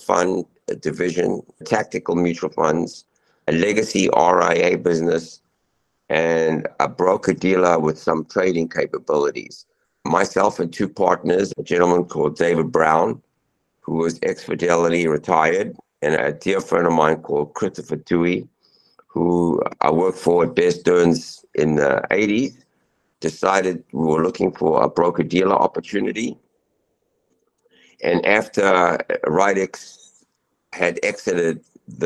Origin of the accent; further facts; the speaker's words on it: Zimbabwe; moved away; I'm an immigrant. I was born in Zimbabwe. I came here in 1980.